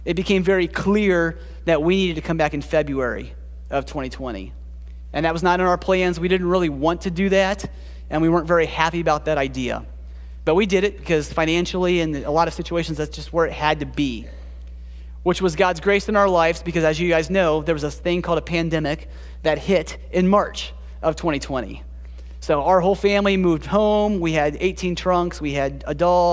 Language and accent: English; Springfield, Ohio, United States; moved away as an adult; also born or lived in Columbus, Ohio / Kalamazoo, Michigan / Costa Rica; now in Michigan, United States; I grew up in Springfield.